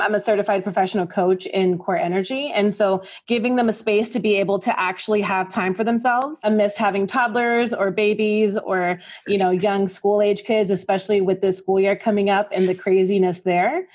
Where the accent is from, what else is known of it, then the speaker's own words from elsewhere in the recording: New York, United States; now in Texas, United States; I'm from New York